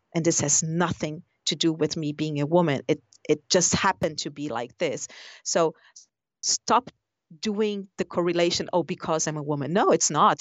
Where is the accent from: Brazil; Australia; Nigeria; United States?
Brazil; moved away; I come from Brazil